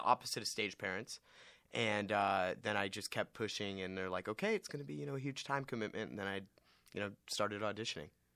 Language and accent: English; Westlake Village, California, United States; I'm from Westlake Village, California